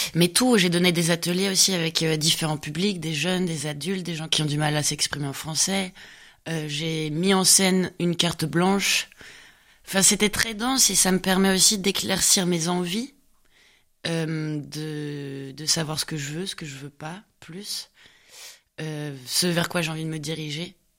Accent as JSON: {"language": "French", "town": "Rennes", "region": "Brittany", "country": "France", "also_born_or_lived": "Paris / Reims", "moved": "yes", "said": "je vais retourner à Rennes parce que je viens de Rennes."}